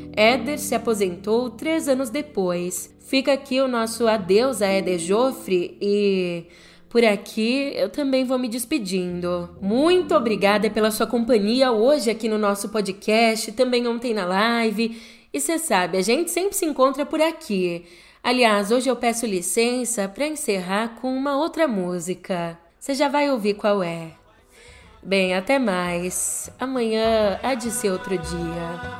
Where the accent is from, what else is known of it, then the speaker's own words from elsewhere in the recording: São Paulo, Brazil; Em São Paulo, aqui na minha terrinha